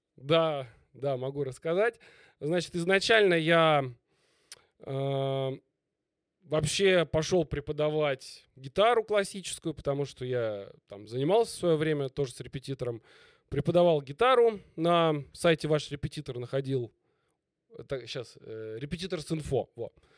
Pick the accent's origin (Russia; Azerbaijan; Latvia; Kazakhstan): Russia; Moscow; в Москве. Мгм. Я изначально москвич